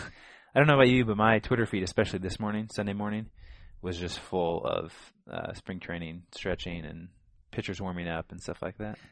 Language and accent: English; Illinois, United States; growing up in Illinois